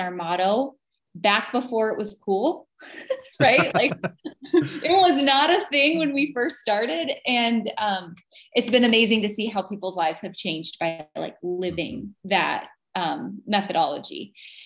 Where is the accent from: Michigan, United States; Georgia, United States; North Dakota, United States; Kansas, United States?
North Dakota, United States; moved away as an adult; now in Wisconsin, United States; originally I'm from North Dakota and that's not exactly a fashion mecca. I grew up in a small town